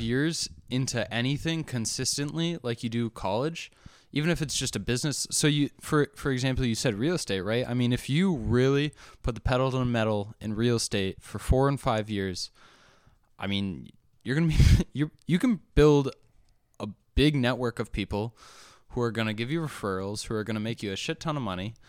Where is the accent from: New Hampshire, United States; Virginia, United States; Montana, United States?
New Hampshire, United States; moved away; I also came from a, a, a small town, or, I mean, I'm from New Hampshire, too